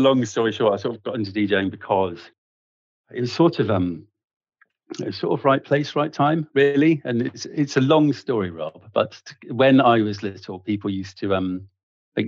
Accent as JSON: {"language": "English", "town": "Bristol", "region": "South West England", "country": "United Kingdom", "tie": "born or raised there", "also_born_or_lived": "Nottingham / Bath", "said": "I grew up in Bristol"}